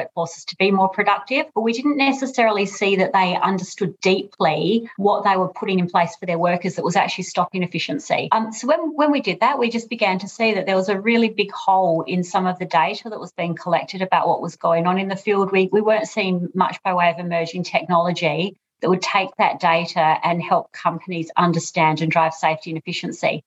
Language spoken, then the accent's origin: English; Australia; moved away as an adult; now in United Kingdom; I'm obviously Australian, as you'll hear from my voice, but currently in the UK, and I've been here for about 3 years